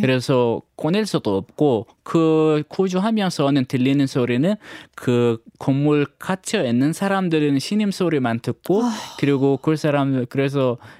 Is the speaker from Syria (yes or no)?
yes; Syria; Korean is a second language; moved away as an adult; now in South Korea; 우리 고향이랑 가깝긴 하지만 감사하게도 우리 고향은 안전했습니다